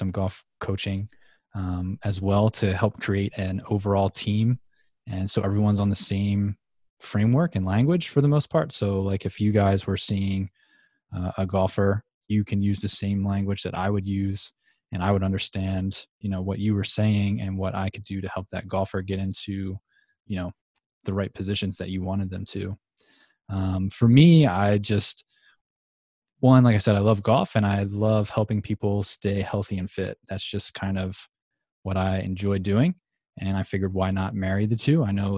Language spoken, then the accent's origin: English; New Jersey, United States; I'm originally from New Jersey, southern part, and the actual southern part. Most people think that anything like just south of New York City is south, but I'm from like 30 minutes east of Philadelphia.